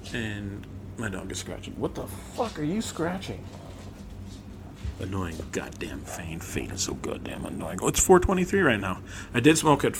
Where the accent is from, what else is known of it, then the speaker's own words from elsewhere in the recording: United States; But I'm American, and I grew up in the United States of America